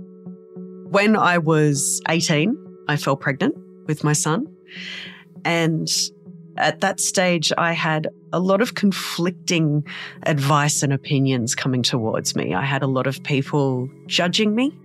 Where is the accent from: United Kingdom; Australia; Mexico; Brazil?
Australia; Darug and Gundungurra country, New South Wales; I was born and raised on Darug and Gundagara country